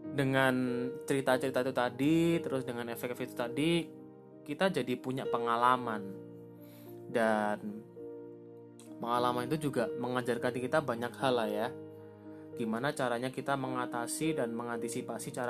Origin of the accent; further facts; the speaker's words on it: Java, Indonesia; btw aku juga orang Jawa guys